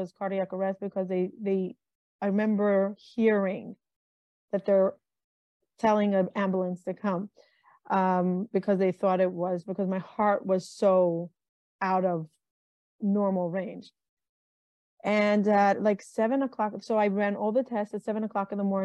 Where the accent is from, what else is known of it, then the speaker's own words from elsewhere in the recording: Israel; now in United States; I grew up in Israel, moved to America, married a man from America